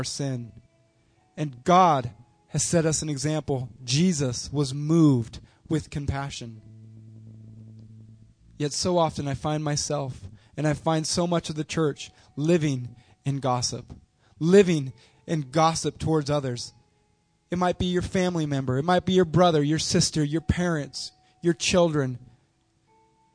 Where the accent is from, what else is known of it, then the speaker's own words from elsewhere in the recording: United States; we as an American culture